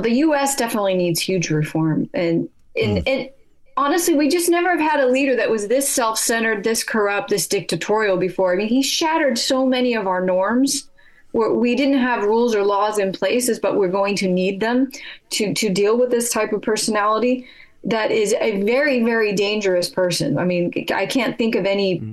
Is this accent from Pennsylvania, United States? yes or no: no; California, United States; moved away as an adult; now in United Kingdom; I'm from California